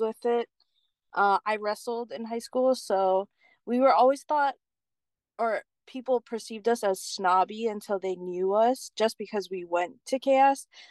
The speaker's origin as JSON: {"language": "English", "area": "Keaau", "region": "Hawaii", "country": "United States", "tie": "born or raised there", "also_born_or_lived": "Hilo, Hawaii", "said": "I grew up in Cal, so I rode the Cal bus to school."}